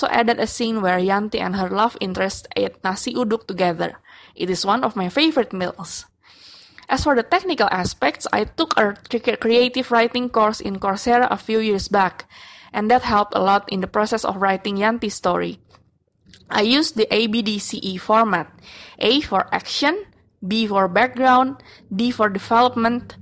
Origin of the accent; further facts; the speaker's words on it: Jakarta, Indonesia; from Jakarta, Indonesia